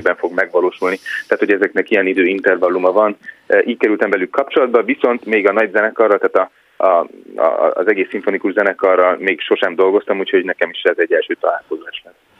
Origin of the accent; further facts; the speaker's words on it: Hungary; moved away; én is magyar vagyok